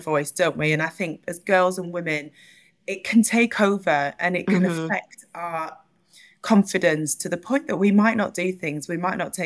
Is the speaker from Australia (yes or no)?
no; Burnley, North West England, United Kingdom; I grew up in Burnley in Northwest England